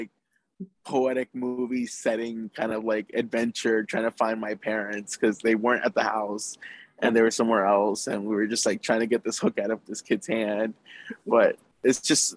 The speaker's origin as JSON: {"language": "English", "town": "Naples", "region": "Florida", "country": "United States", "tie": "born or raised there", "said": "I was born in Naples, Florida"}